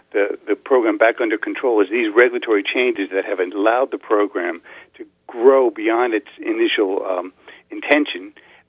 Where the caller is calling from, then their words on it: Falls Church, Virginia, United States; I'm calling you from Falls Church, Virginia.